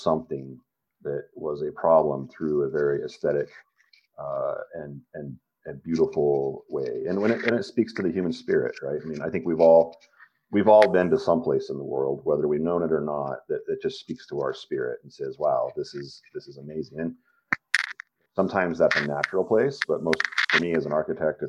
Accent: Montrose, Colorado, United States; also born or lived in Blue Mesa Reservoir, Colorado; I grew up in Western Colorado, and then moved around a lot. But we grew up on Blue Mesa Reservoir, which was the vast majority of my formative years until high school, were in Montrose, and then I went to high school in Montrose

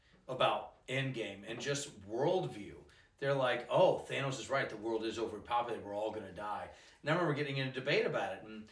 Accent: Georgia, United States; I grew up in Georgia.

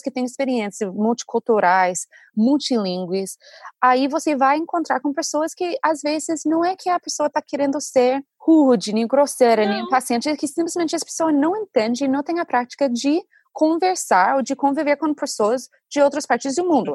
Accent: United States; Portuguese is a second language; a gente, como americanos

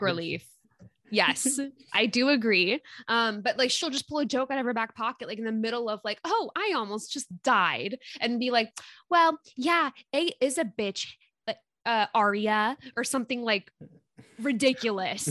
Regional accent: West Coast, United States; I'm from the West Coast

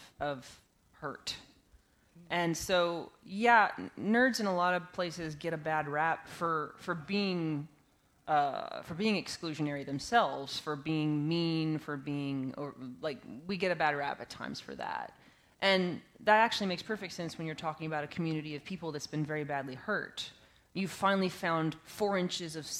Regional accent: West Texas, United States; I grew up in West Texas

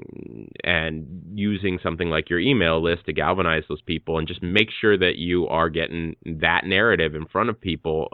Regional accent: Hawaii, United States; I'm an artist from Hawaii

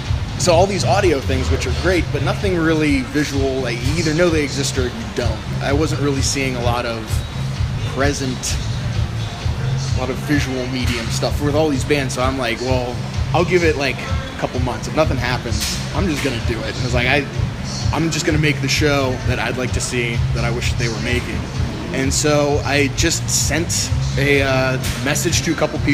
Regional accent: Youngstown, Ohio, United States; also born or lived in New Middletown, Ohio / Poland, Ohio; I currently live in New Middletown. I've been in the Youngstown area forever

